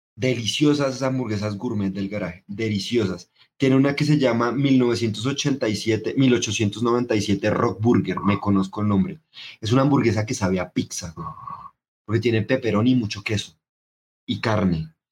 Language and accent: Spanish; Pamplona, Norte de Santander, Colombia; also born or lived in Catatumbo; Yo nací en Pamplona, norte de Santander